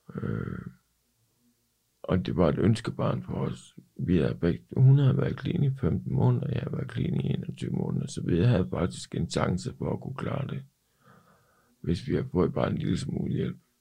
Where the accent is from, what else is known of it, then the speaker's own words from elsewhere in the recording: Ikast, Central Denmark Region, Denmark; moved away as an adult; now in Copenhagen, Denmark; Jeg er oprindeligt fra Ikast, men kom til København i oktober nioghalvfems